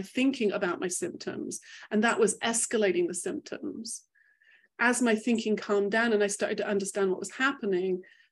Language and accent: English; England, United Kingdom; also born or lived in Manchester; I grew up in England